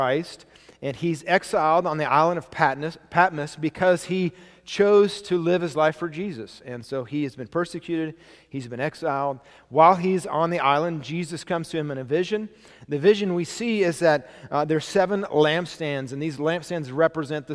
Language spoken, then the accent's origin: English; United States; I was born in America.